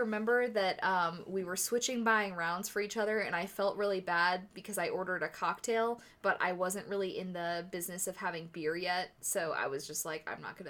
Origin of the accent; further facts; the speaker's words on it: St. Louis, Missouri, United States; moved away as an adult; also born or lived in Maryland; now in Columbus, United States; I'm from St. Louis